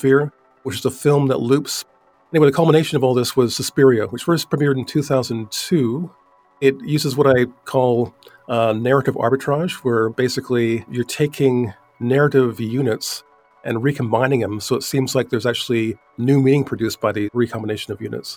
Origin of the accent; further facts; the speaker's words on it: Vancouver, British Columbia, Canada; I'm an artist from Vancouver, Canada.